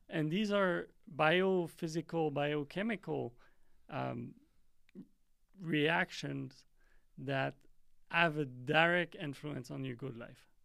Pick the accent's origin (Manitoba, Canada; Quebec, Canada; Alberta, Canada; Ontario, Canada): Quebec, Canada; growing up in Canada